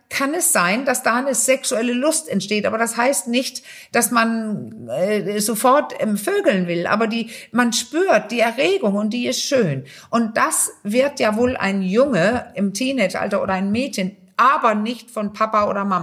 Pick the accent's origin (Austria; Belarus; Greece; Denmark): Denmark; German is a second language; also ich als Dänin